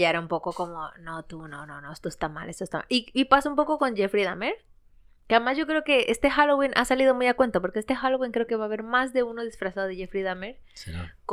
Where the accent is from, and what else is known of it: Ecuador; now in Spain